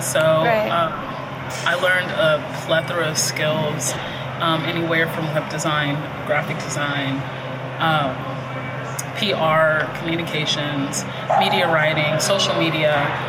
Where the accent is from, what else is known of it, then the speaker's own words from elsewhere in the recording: Del Valle, Texas, United States; So I grew up in Del Valle, which is a suburb of Austin or a subdivision of Austin, which when I was growing up, it was predominantly Hispanic culture there.